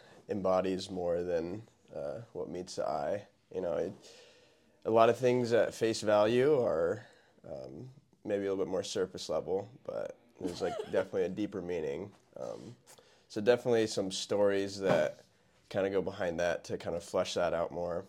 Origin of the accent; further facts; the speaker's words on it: Norfolk, Nebraska, United States; Yeah, born and raised in Norfolk, Nebraska. From there, went to Wayne State College, got my undergraduate, took a couple of years off, did some mission work, came back, went to PT school in Kearney at UNMC